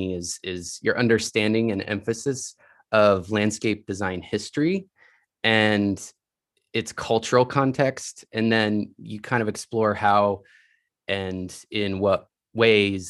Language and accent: English; Indiana, United States; born or raised there